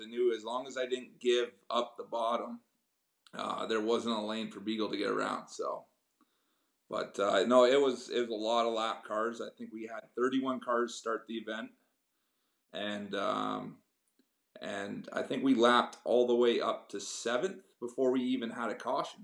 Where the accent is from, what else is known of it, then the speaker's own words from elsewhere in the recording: Kingston, Ontario, Canada; moved away as an adult; now in Cambridge, Canada; I grew up around the Kingston area